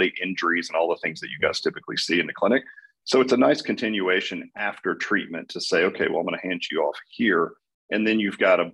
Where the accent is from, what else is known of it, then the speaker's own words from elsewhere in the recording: Dallas, Texas, United States; I'm from Dallas